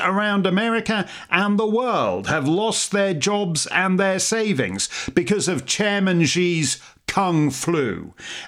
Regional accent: Canada; speaking as a Canadian

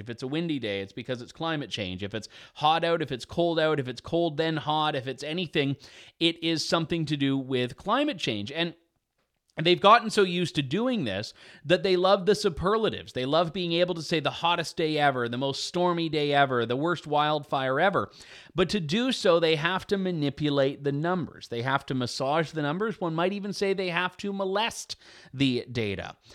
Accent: Canada; I am his Canadian compatriot

